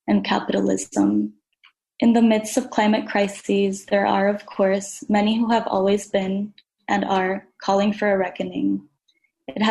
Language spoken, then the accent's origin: English; Dominican Republic; now in Brooklyn, United States; I'm a Dominican climate and environmental justice advocate